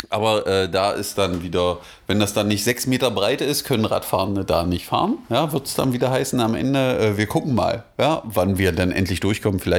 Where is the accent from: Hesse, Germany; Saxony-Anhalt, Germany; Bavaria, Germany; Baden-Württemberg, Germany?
Saxony-Anhalt, Germany; Magdeburg; Ja, da waren wir als Magdeburger doch äh, ein bisschen neidisch. Ha? weil äh, in Magdeburg gibt es, glaube ich, nur eine und die verdient den Begriff nicht.